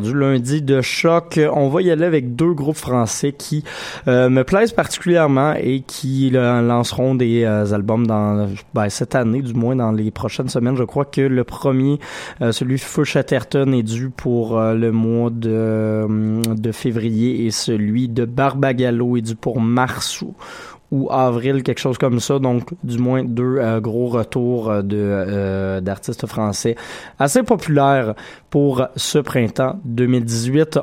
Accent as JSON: {"language": "French", "region": "Quebec", "country": "Canada", "said": "plus près de chez nous, au Au Québec"}